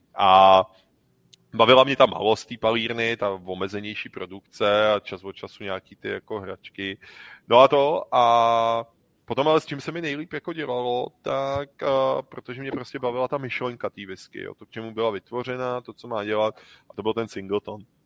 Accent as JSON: {"language": "Czech", "country": "Czechia", "said": "My jsme z Čech"}